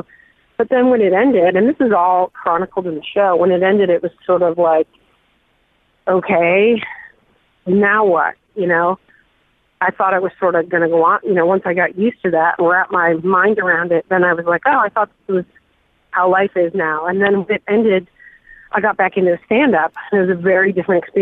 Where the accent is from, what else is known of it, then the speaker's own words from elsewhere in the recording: United States; I know nothing about my background because I'm American